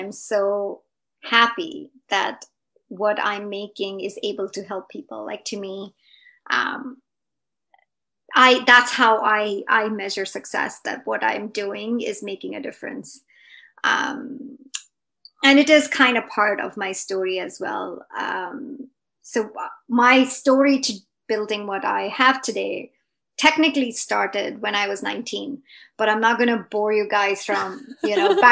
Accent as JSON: {"language": "English", "country": "India", "tie": "born or raised there", "moved": "as an adult", "lives_now": "Canada", "said": "I grew up in India, right? So I'm an immigrant to Canada. I immigrated when I was 25. So I pretty much grew up my whole life in India"}